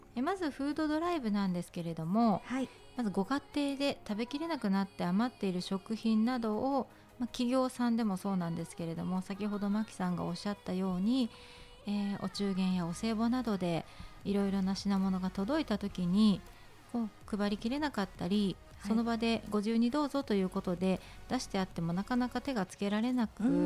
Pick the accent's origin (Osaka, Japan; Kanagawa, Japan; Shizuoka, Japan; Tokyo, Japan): Tokyo, Japan; Tachikawa; 立川に生まれ育って46年になりました